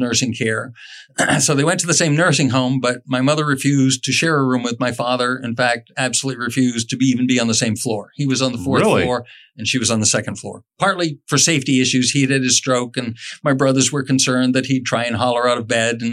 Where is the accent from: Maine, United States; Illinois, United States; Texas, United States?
Maine, United States; moved away as an adult; also born or lived in New Hampshire; now in Florida, United States; I'm originally from New Hampshire and Maine